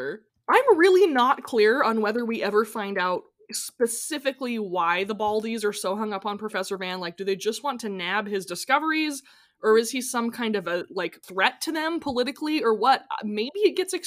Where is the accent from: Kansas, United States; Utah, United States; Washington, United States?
Washington, United States; Edmonds; we grew up in Edmonds. It's not like rich people land